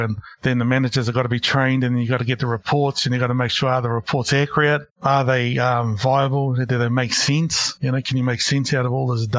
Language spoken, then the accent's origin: English; Porirua, Wellington, New Zealand; moved away as an adult; also born or lived in Christchurch / Hamilton; now in Auckland, New Zealand; I grew up in Porirua, Wellington